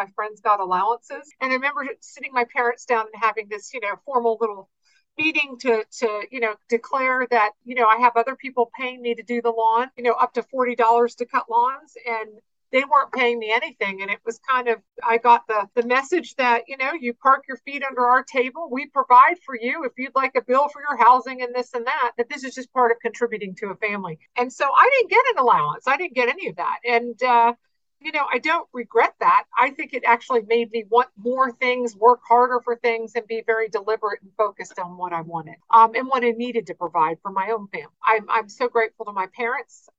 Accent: outside of Philadelphia, Morristown, Pennsylvania, United States; So I grew up outside of Philadelphia in a small suburb of a beautiful town called Morristown, which was a 400-year-old Quaker

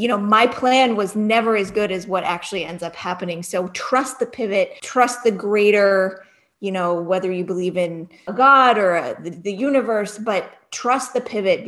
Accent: Cleveland, Ohio, United States; moved away; I grew up in right outside of Cleveland

